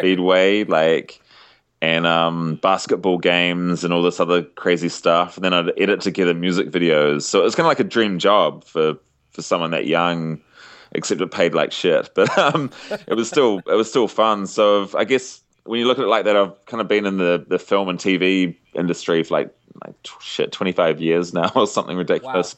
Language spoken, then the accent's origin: English; New Zealand; as a Kiwi